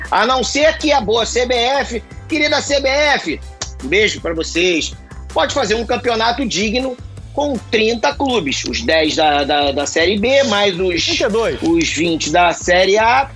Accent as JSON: {"language": "Portuguese", "region": "Rio de Janeiro", "country": "Brazil", "said": "eu sou carioca. Sou carioca suburbana"}